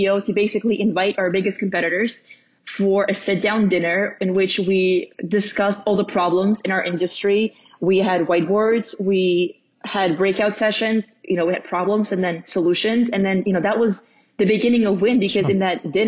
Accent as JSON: {"language": "English", "country": "Russia", "tie": "born or raised there", "moved": "yes", "lives_now": "United States", "said": "growing up in Russia was, you know, really unique and different."}